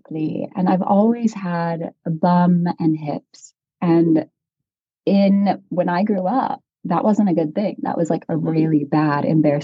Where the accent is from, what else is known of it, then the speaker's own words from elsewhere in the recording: Nebraska, United States; I'm from Nebraska